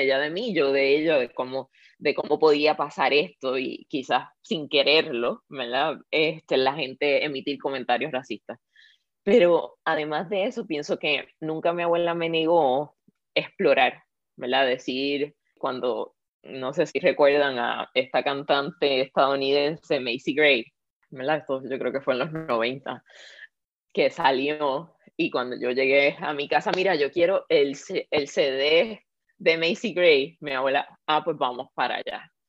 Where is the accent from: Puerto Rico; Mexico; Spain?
Puerto Rico; Yo nací en Puerto Rico y me crié con esa abuela.